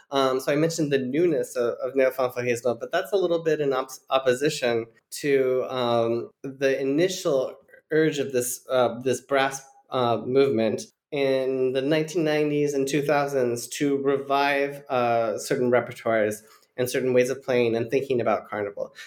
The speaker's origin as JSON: {"language": "English", "country": "United States", "said": "I'm a white American"}